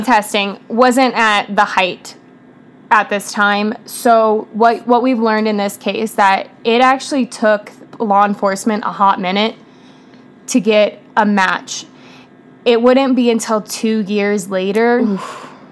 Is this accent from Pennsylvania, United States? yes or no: no; Rancho Cordova, California, United States; I grew up in Rancho Cordova, um, California